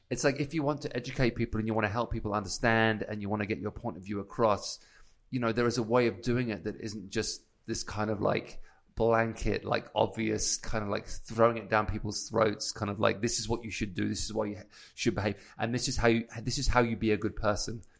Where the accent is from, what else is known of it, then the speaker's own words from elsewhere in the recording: United Kingdom; moved away as an adult; as a British guy